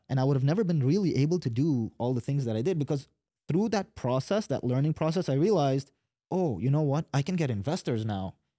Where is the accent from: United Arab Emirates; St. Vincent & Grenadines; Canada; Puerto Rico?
United Arab Emirates; Dubai; moved away as an adult; also born or lived in Yemen; now in Katy, United States; grew up in Dubai, so watched Dubai grow